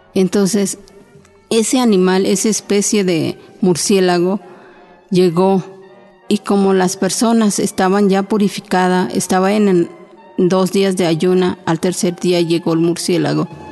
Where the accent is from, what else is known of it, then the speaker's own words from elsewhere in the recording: Oaxaca, Mexico; first language Chinantec; Spanish is a second language; now in Mexico City, Mexico; yo hablo la lengua chinanteca, soy de Oaxaca y pues tengo 26 años aquí viviendo